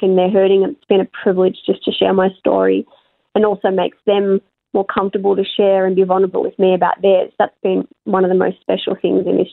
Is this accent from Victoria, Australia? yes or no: yes; Melbourne, Victoria, Australia; I'm from Melbourne, obviously I'm quite far away from my family